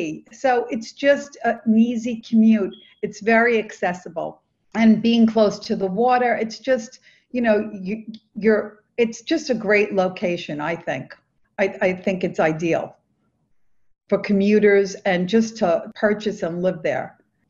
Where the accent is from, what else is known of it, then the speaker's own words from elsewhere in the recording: New York City, New York, United States; I was born and raised in Brooklyn. My father grew up and actually was called, before it had names as Carroll Gardens, it was called South Brooklyn, Red Hook, South Brooklyn.